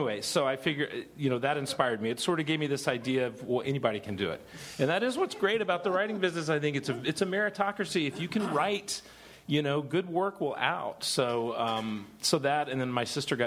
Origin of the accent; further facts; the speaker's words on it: Dallas, Texas, United States; I grew up in Dallas with the Wilson brothers